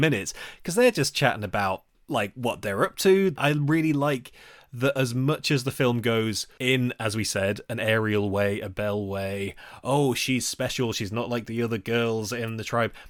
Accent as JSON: {"language": "English", "country": "United Kingdom", "said": "We are British people"}